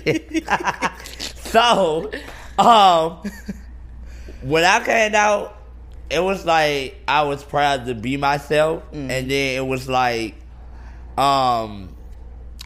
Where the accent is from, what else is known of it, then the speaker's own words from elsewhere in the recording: Atlanta, Georgia, United States; I'm from Atlanta